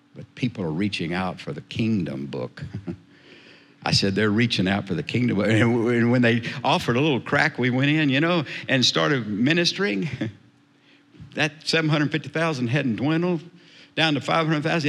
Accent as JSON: {"language": "English", "region": "South Texas", "country": "United States", "tie": "born or raised there", "said": "I was raised in South Texas"}